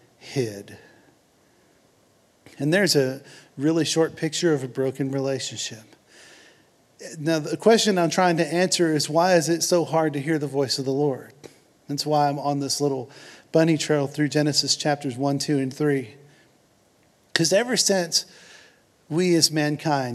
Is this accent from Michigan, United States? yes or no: no; Houston, Texas, United States; I'm from Houston